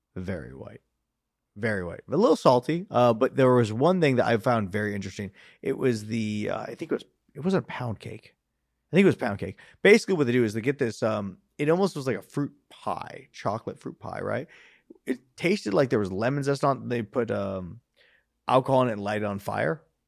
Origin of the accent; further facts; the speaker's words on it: California, United States; I am from California, born and raised